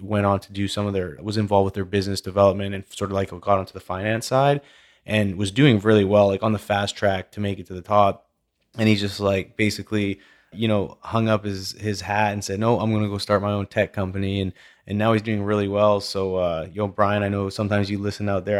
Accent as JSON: {"language": "English", "town": "Vernon", "region": "British Columbia", "country": "Canada", "tie": "born or raised there", "also_born_or_lived": "Calgary", "moved": "yes", "said": "when I grew up in Vernon, British Columbia, and moved to Calgary"}